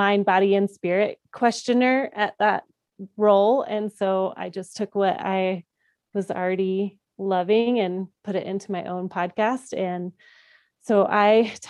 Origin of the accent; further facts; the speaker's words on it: Colorado Springs, Colorado, United States; I'm from Colorado Springs, Colorado